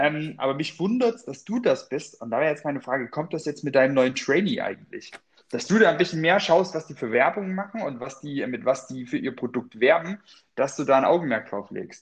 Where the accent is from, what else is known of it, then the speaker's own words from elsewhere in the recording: Freyburg, Saxony-Anhalt, Germany; moved away; aus meiner Heimat, äh, aus Freiburg an der oh Gott, Freiburg mit Y in äh, Sachsen-Anhalt, ich glaube, es ist an der Unstrut. Freiberg an der Unstrut